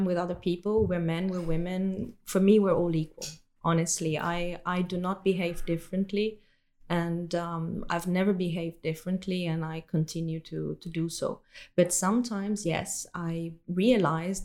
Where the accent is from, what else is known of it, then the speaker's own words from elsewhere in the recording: Italy; moved away as an adult; now in Belgium; I come from Italy, which is a country that is not as easy for a woman for multiple reasons.